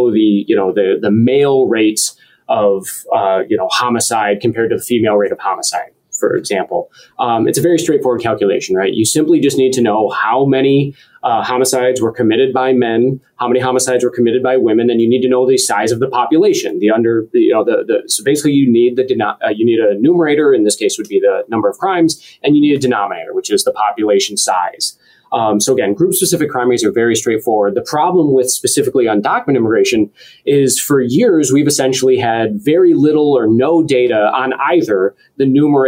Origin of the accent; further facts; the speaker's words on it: Roseville, Michigan, United States; moved away as an adult; also born or lived in Detroit, Michigan / Pennsylvania / Indiana / Washington, D.C.; now in Wisconsin, United States; I was born in Detroit. I grew up just north of the city. So originally, I was raised in Roseville, Michigan